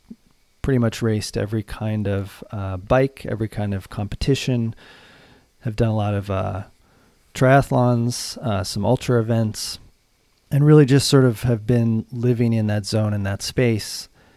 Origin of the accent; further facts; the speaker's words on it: Boulder, Colorado, United States; Sure thing. I grew up in Boulder, Colorado.